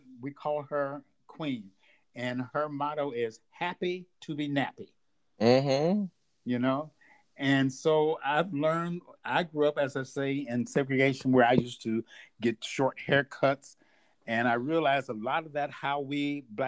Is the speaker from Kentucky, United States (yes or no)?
yes; Louisville, Kentucky, United States; moved away as an adult; also born or lived in Kent, Ohio; I grew up in Louisville, Kentucky, in a funeral home.